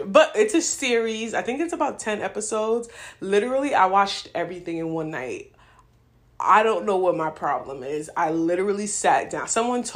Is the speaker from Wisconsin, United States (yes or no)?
no; New York City, New York, United States; now in Philadelphia, United States; I grew up in New York